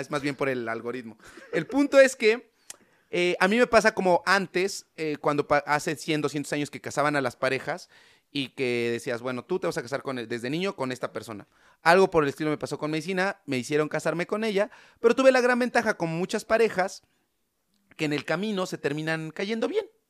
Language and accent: Spanish; San Martín Texmelucan, Puebla, Mexico; En el pueblo de donde yo soy, que se llama San Martín Texmelucan, que es un pueblito que está cerca de Puebla